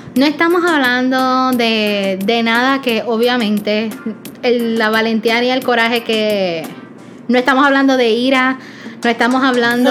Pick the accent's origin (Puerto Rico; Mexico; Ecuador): Puerto Rico; como buen boricua